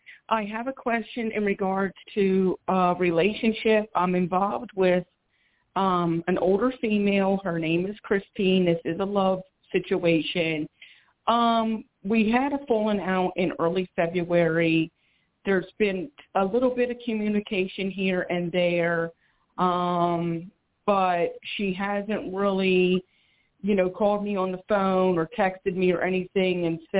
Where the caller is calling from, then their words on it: Philadelphia, Pennsylvania, United States; I'm calling from Philadelphia, PA.